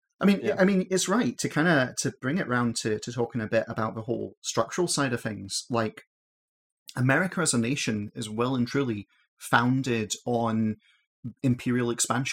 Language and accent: English; Glasgow, Scotland, United Kingdom; in Scotland, in, like, you know, the greater Glasgow region that I'm